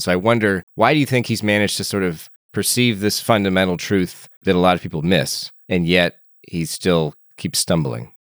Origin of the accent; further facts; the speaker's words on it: United States; I'm American